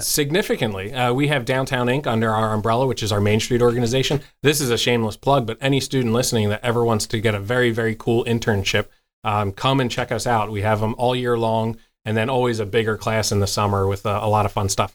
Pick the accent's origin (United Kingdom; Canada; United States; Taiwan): United States; outside the Philadelphia area, Pennsylvania; moved away as an adult; now in York, United States; I grew up outside the Philadelphia area